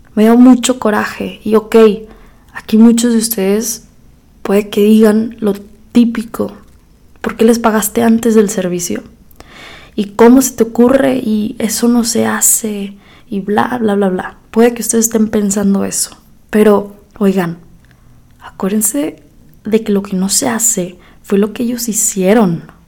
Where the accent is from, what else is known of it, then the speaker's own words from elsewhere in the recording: Mexico; moved away as an adult; also born or lived in United States; now in Monterrey, Mexico; cómo somos los mexicanos